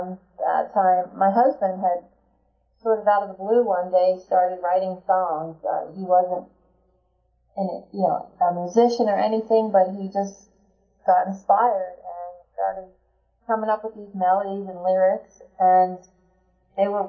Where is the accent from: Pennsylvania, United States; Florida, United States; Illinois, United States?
Pennsylvania, United States; Philadelphia; I grew up in the Philadelphia area